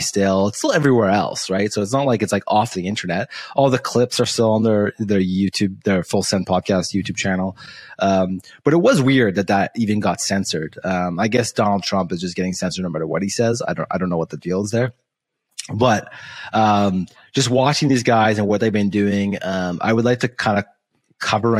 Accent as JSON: {"language": "English", "country": "Canada", "said": "because I'm Canadian"}